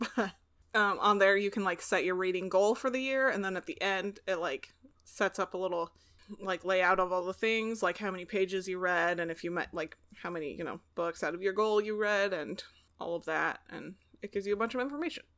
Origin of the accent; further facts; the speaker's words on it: Pacific Northwest, United States; growing up in the Pacific Northwest